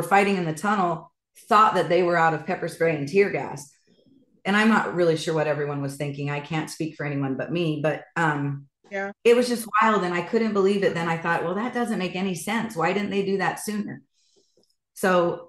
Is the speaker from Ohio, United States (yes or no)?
no; Idaho, United States; I'm from Idaho.